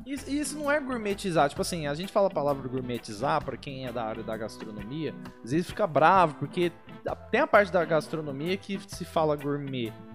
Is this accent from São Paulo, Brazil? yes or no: yes; Barretos, São Paulo, Brazil; a gente é de Barretos